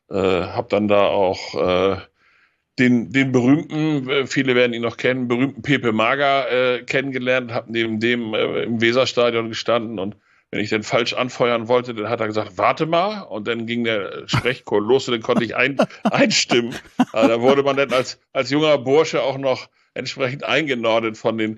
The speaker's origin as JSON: {"language": "German", "town": "Rotenburg an der Wümme", "region": "Lower Saxony", "country": "Germany", "tie": "born or raised there", "said": "Ich bin 1959 in Rothenburg an der Wümme geboren. Das liegt zwischen Hamburg und Bremen."}